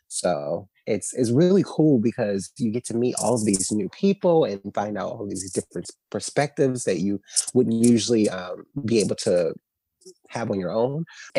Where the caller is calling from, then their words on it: New York, United States; I'm calling from New York.